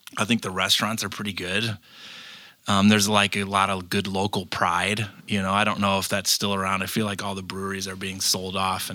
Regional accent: Chicago, Illinois, United States; also born or lived in Dayton, Ohio / Detroit suburbs, Michigan; I grew up mostly in Chicago. I did, though, spend first grade through seventh grade in the suburbs of Detroit. So I have Michigan roots.

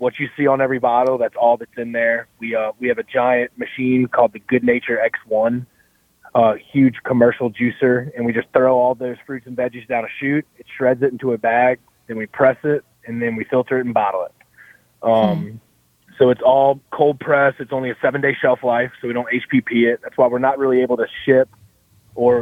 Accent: Mandeville, Louisiana, United States; also born or lived in Metairie; I'm from the North Shore, born and raised here.

